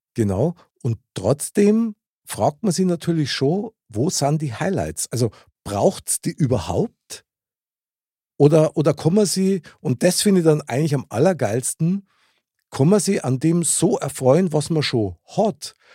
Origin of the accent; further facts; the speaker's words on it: Munich, Bavaria, Germany; Ich bin ja in München geboren und aufgewachsen